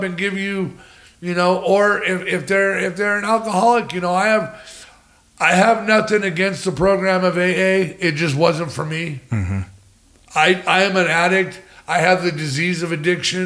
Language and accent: English; California, United States; moved away as an adult; also born or lived in San Jose / Los Angeles / Oregon; now in Arizona, United States; I'm from California